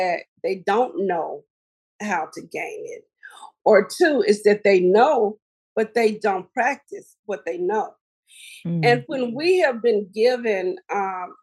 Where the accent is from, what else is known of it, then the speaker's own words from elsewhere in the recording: Helena-West Helena, Arkansas, United States; my hometown community of Helena, West Helena, Arkansas